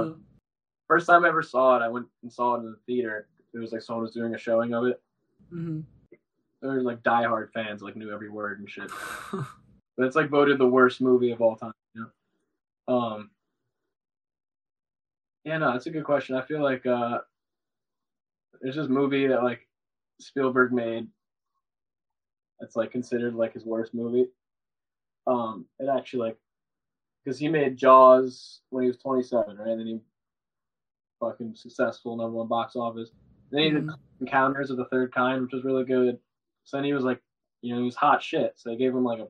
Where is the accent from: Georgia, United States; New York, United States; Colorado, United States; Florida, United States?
New York, United States; I'm Italian and I'm from New York